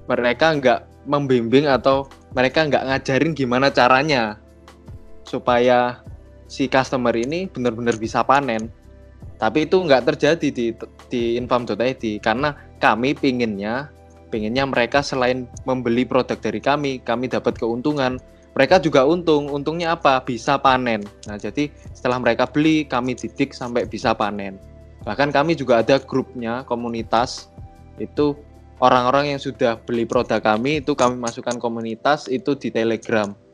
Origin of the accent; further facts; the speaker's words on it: Surabaya, East Java, Indonesia; saya dari Surabaya.